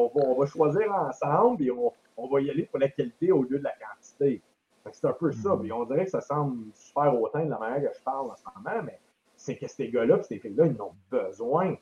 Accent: Quebec, Canada; je suis un Québécois.

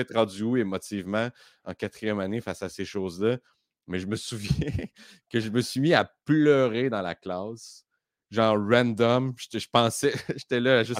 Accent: Baie-Comeau, Quebec, Canada; now in Montreal, Canada; je viens de la Côte-Nord

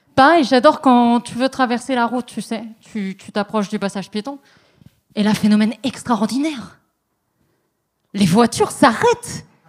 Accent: France; now in Montreal, Canada; je suis une maudite française. J'ai pas encore attrapé le québécois.

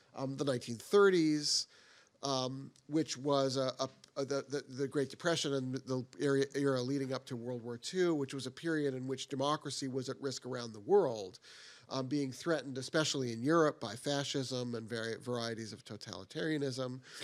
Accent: Boston, Massachusetts, United States; I grew up in the Boston area, so I'm a Boston Red Sox fan

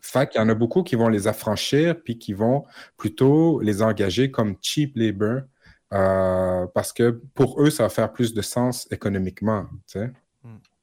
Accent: Quebec, Canada; pas juste en tant que Québécois, en tant que Canadien

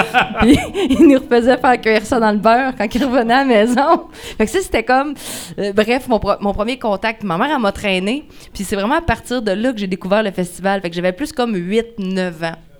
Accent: Lac-Fouillac area, Quebec, Canada; je venais du lac du Faux

